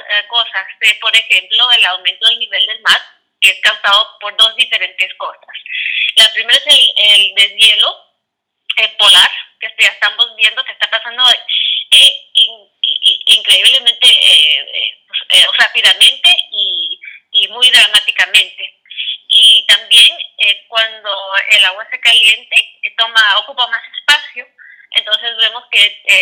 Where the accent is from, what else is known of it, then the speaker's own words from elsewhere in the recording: Quiché, Guatemala; yo soy de Guatemala y cuando, era, cuando yo era muy chiquita vivíamos en un lugar que se llama Quiché y era un lugar bello, eh, con mucha naturaleza increíble.